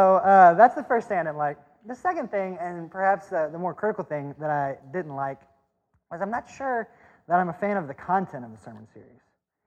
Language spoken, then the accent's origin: English; the South, United States; So I'm from the South, and the way that we say that word is different than the way most of you say that word.